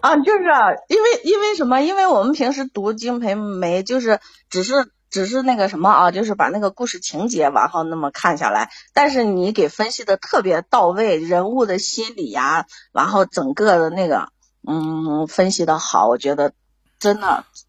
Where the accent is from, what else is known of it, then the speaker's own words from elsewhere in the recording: Baiyin, Gansu, China; 我是甘肃的，甘肃